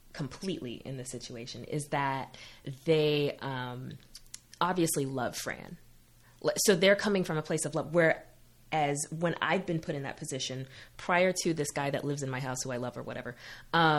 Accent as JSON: {"language": "English", "region": "Massachusetts", "country": "United States"}